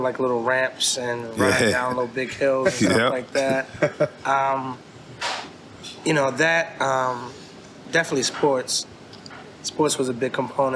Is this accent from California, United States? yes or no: no; Baltimore, Maryland, United States; I'm from East Baltimore. I grew up on the Alameda